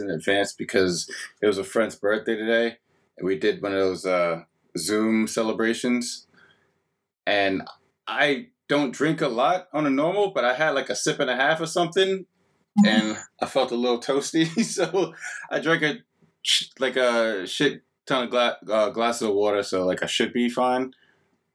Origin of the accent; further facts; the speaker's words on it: New York, United States; now in Pittsburgh, United States; being a New Yorker